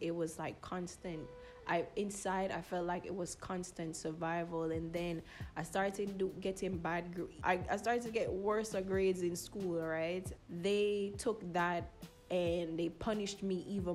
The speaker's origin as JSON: {"language": "English", "country": "United States", "tie": "born or raised there", "also_born_or_lived": "Jamaica", "said": "I was born in Jamaica, but I was raised in America most of my childhood years."}